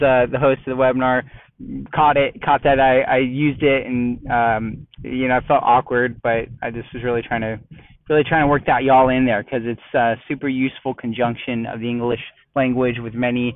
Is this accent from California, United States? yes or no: yes; Southern California, United States; moved away as an adult; now in Texas, United States; living and growing up in Southern California